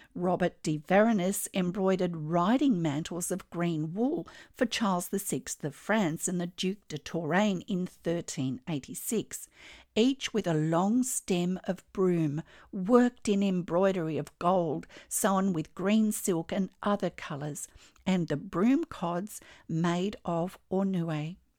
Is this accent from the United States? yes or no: no; Australia; I'm an Australian textile artist